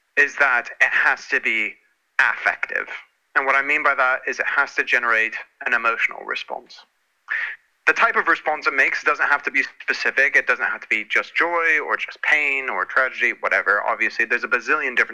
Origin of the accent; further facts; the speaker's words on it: United States; obviously I'm American and grew up in America.